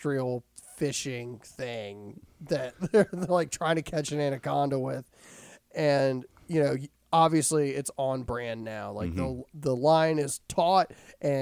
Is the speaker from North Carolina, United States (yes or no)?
yes; Winston-Salem, North Carolina, United States; we're from Winston-Salem